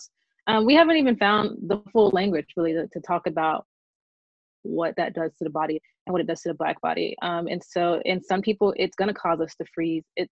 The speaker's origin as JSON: {"language": "English", "town": "Birmingham", "region": "Alabama", "country": "United States", "tie": "born or raised there", "said": "I'm a lifelong daughter of Birmingham, Alabama."}